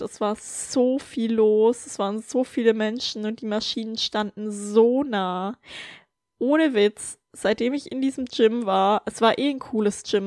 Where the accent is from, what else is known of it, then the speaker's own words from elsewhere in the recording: Germany; moved away; in Deutschland in meinem Heimatland